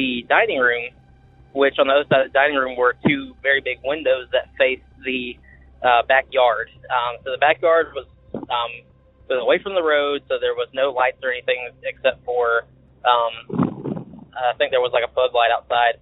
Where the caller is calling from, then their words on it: Macon, Georgia, United States; I'm calling from Macon, Georgia